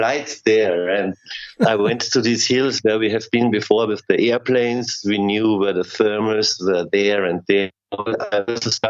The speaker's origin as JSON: {"language": "English", "town": "Klagenfurt", "region": "Carinthia", "country": "Austria", "tie": "born or raised there", "said": "Klagenfurt is my hometown"}